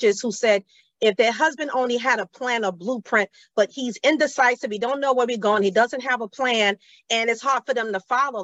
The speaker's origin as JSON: {"language": "English", "region": "New York", "country": "United States", "tie": "born or raised there", "said": "New York is my hometown"}